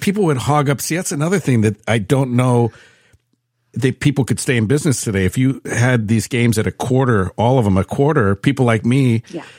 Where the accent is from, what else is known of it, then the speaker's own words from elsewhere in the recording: San Francisco, California, United States; moved away; I was born and raised in San Francisco, and by the time I moved out of there